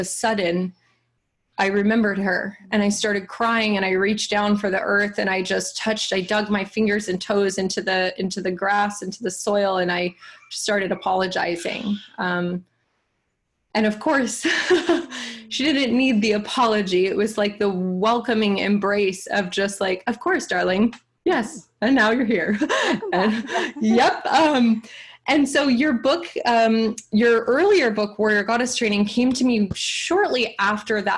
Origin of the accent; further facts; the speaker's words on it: Davis, California, United States; I grew up in Davis